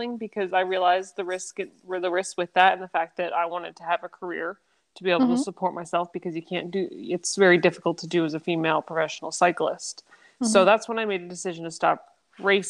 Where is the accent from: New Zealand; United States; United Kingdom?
United States; Kutztown, Pennsylvania; moved away as an adult; also born or lived in Chile / Kentucky; I was born and raised in Kutztown, Pennsylvania